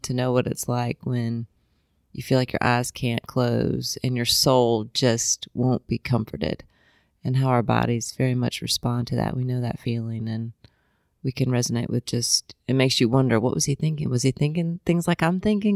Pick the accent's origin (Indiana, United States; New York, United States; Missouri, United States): Indiana, United States; moved away as an adult; also born or lived in Colorado / Columbia, South Carolina; I'm from Indiana